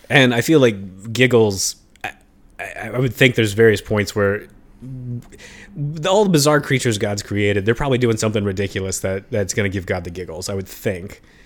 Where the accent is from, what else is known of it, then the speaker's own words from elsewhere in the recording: United States; as an American